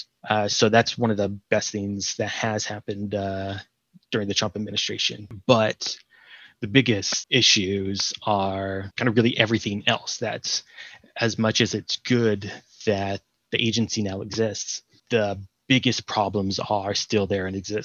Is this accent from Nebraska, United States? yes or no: no; California, United States; now in Canada; I'm from California